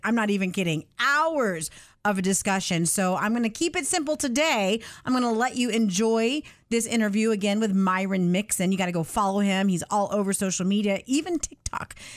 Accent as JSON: {"language": "English", "region": "the South", "country": "United States", "tie": "born or raised there", "said": "I was born and raised in the South"}